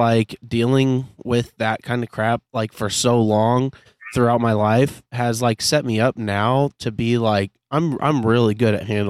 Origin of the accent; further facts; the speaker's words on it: United States; our merch was from America because we are from America, but we print all of our stuff in Germany